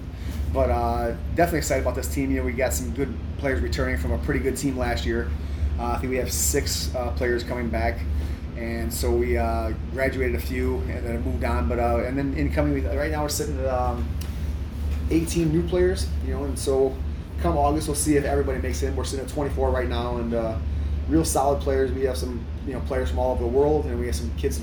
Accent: Earlville, Illinois, United States; I grew up in Earlville, and I live in Earlville now

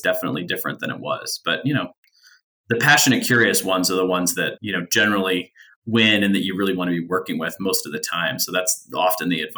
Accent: United States; also born or lived in Philadelphia area, Pennsylvania; I was born outside of Philly, moved to a very rural small town that was my mother's hometown growing up

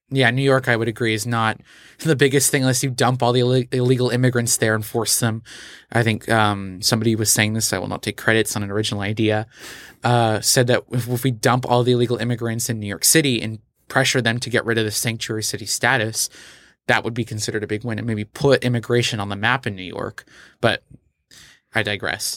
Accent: Portugal; moved away; also born or lived in Texas; I grew up in Portugal

